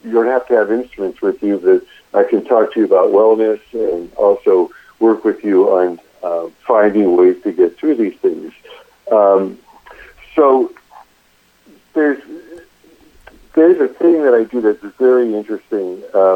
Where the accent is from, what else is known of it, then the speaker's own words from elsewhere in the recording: Erie, Pennsylvania, United States; moved away as an adult; also born or lived in Tallahassee, Florida / Louisiana / Los Angeles, California; I grew up in Erie, Pennsylvania